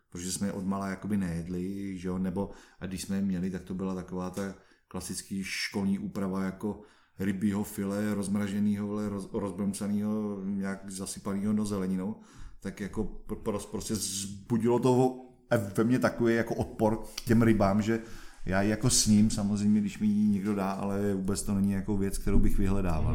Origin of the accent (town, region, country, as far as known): Czechia